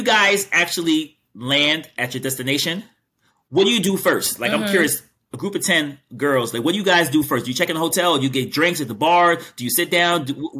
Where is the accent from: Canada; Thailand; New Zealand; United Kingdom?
Thailand; I'm from Thailand.